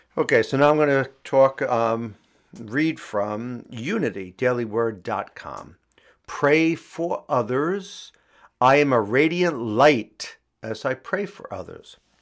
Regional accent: New York City, New York, United States; Astoria, Queens, um, my hometown

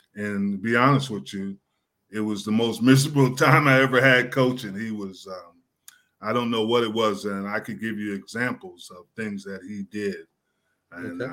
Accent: New Jersey, United States; moved away; I grew up in New Jersey. I grew up not that far from um, the stadium

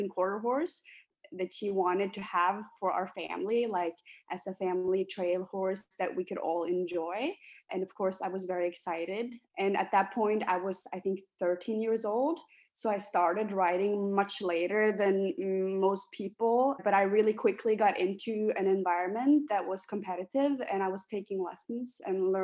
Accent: Norway; moved away as an adult; now in Cologne, Germany; I am from Norway

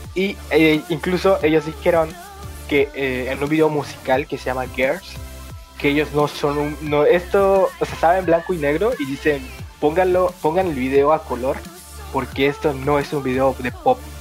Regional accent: Mexico; nosotros somos de México

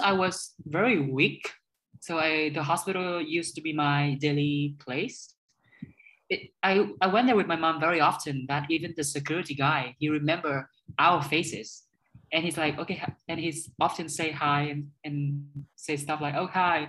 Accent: Hanoi, Vietnam; English is a second language; also born or lived in Scunthorpe / Dubai; I was born in Hanoi. And so I grew up here.

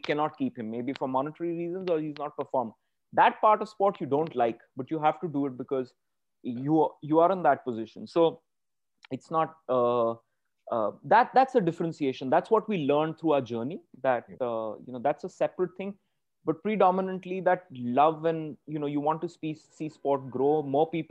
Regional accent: Pune, Maharashtra, India; we come from Pune.

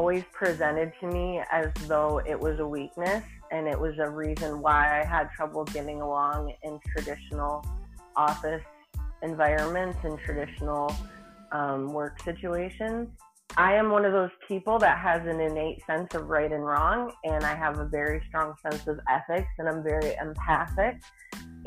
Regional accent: Michigan, United States; now in Tennessee, United States; I'm a transplant from Michigan living in Tennessee

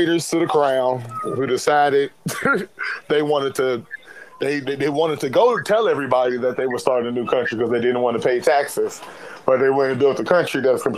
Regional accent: United States; we're American

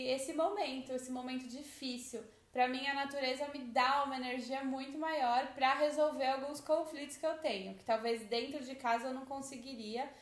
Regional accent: São Paulo, Brazil; moved away

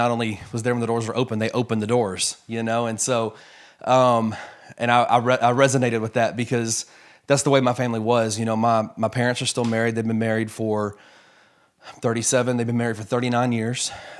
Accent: Memphis, Tennessee, United States; also born or lived in Fort Worth, United States; Yeah, so I was born in Fort Worth, Texas. My dad was in seminary when I was born. My entire extended family is actually from Memphis. So within about a year and a half, I think we were back in Memphis

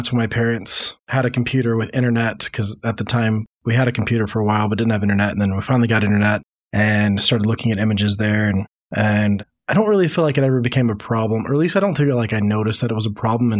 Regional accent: Louisiana, United States; born there; I have lived a lot of different places over the country. So I was born in Louisiana, but I've moved on average about once a year my entire life.

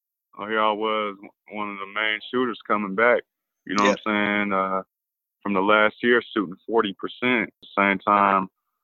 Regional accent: Illinois, United States; when I came out here from Illinois, I just wanted to help the team win and play my hardest for the team.

